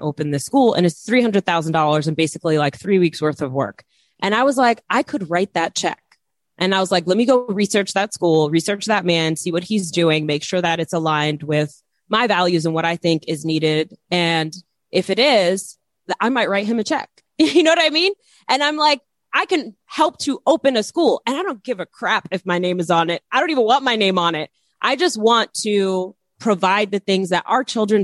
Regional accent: New York City, New York, United States; moved away as an adult; also born or lived in Bed-Stuy, Brooklyn / New Jersey; now in North Carolina, United States; I'm from Queens. I'm from Flushing, Queens.

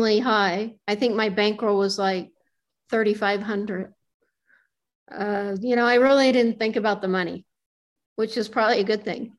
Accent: Reno, Nevada, United States; moved away as an adult; also born or lived in Los Angeles; I grew up in Reno and I moved

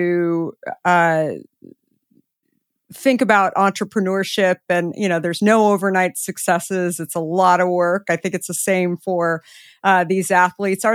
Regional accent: Scottsdale, Arizona, United States; I grew up in Scottsdale

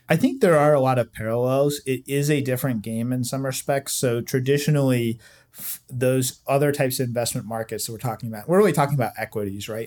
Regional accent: Southeast Virginia, United States; moved away as an adult; now in Washington, DC, United States; I grew up in Southeast Virginia

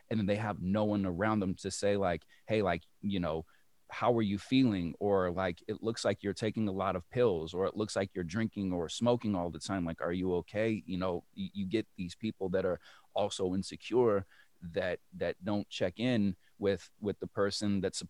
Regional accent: Berkeley, California, United States; moved away as an adult; also born or lived in New York / Detroit area / Los Angeles; now in Detroit, United States; I originally come from the Bay Area. I was raised in Berkeley.

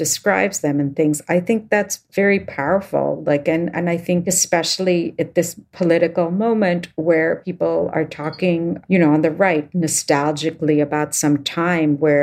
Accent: India; moved away; someone who was born and raised in India

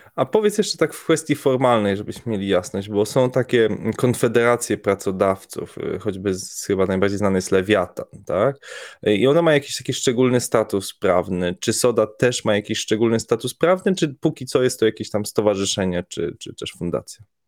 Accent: Poland; jesteśmy grupą chłopaków z Polski

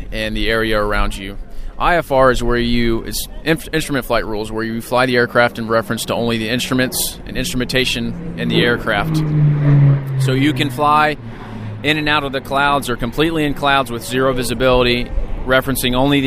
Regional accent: Alabama, United States; moved away as an adult; now in Ansbach, Germany; I'm from Alabama

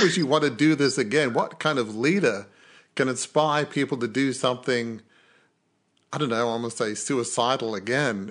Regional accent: Australia; Being Australian

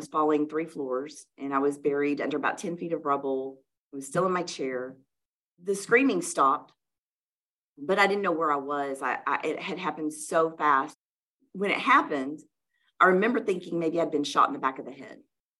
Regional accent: the South, United States; we grew up in the South in church, and like other good Southern Christian girls that go to children's church, you memorize scripture and they give you candy.

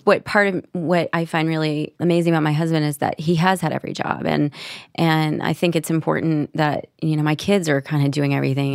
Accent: Nashville, Tennessee, United States; moved away; I was from Nashville, Tennessee

